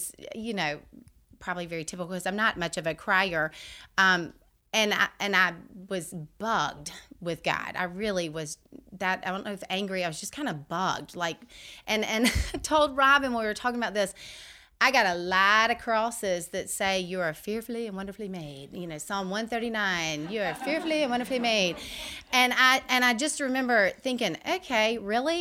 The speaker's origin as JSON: {"language": "English", "town": "Vestavia Hills", "region": "Alabama", "country": "United States", "tie": "born or raised there", "said": "I grew up here in Vestavia at Vestavia Methodist."}